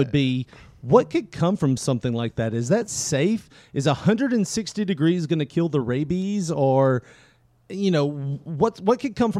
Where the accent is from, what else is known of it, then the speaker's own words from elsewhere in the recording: Tennessee, United States; We're from Tennessee, so we've heard all these stories from family and friends of all the things they used to eat back in the day.